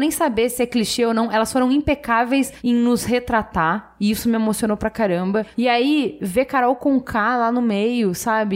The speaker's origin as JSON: {"language": "Portuguese", "country": "Brazil", "said": "orgulhosa de ser brasileira"}